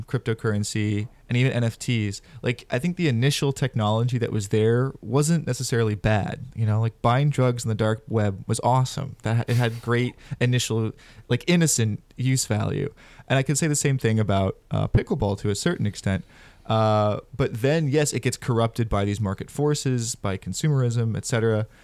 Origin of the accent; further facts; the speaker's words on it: Sarasota, Florida, United States; moved away; also born or lived in Oregon; my hometown